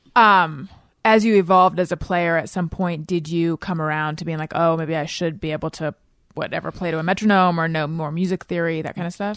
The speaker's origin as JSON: {"language": "English", "area": "Orange County", "region": "California", "country": "United States", "tie": "born or raised there", "also_born_or_lived": "Oakland, California / New York", "said": "I was born in Oakland, grew up in Orange County"}